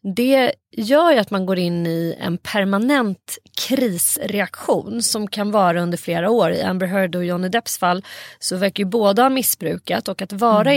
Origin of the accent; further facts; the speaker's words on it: Saltsjöbaden, Stockholm County, Sweden; i vårt grannskap där jag växte upp i Saltsjöbo